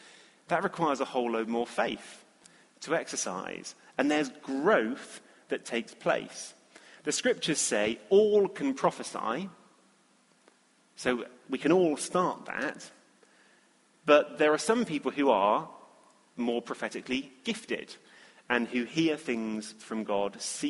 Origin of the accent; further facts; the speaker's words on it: England, United Kingdom; for us as English people, it's like there's prophet with a capital P here.